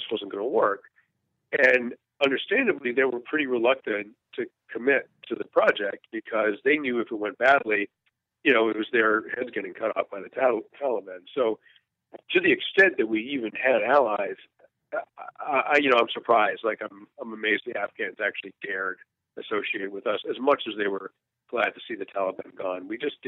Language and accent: English; United States; I grew up here in Vietnam when the military's reputation was pretty complicated in this country.